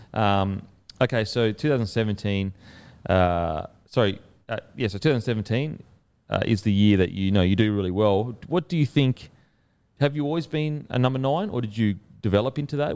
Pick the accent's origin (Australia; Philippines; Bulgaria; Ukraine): Australia; Queensland; Queensland, it's, it's a little bit different now, but growing up, when I grew up, it wasn't multicultural really at all.